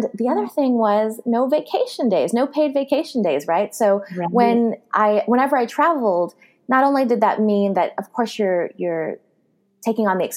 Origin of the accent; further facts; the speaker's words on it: California, United States; I'm from California